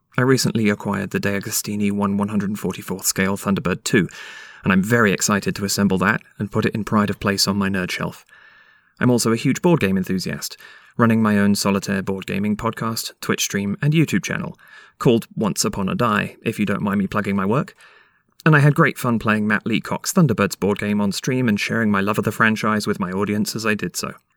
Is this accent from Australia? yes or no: no; London, United Kingdom; now in Canada; I'm from the UK originally. I was born in London in 85